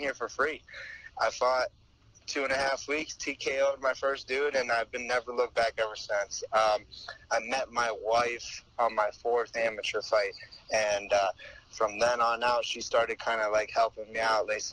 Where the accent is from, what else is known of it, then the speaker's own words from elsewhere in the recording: Toledo, Ohio, United States; I grew up in Toledo, Ohio